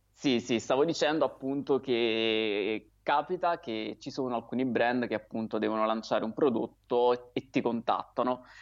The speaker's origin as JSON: {"language": "Italian", "town": "Naples", "region": "Campania", "country": "Italy", "tie": "born or raised there", "lives_now": "Aversa, Italy", "said": "io sono di Napoli. Sono nato a Napoli, ho abitato lì"}